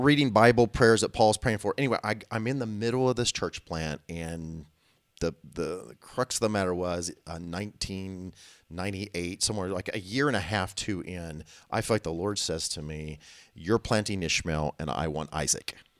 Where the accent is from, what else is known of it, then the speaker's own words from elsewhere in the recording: Illinois, United States; I'm from Illinois.